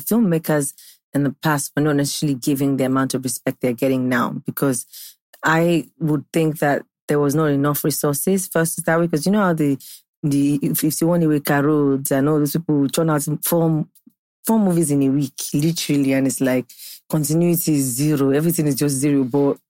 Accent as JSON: {"language": "English", "region": "Ondo", "country": "Nigeria", "said": "I'm from Ondo State."}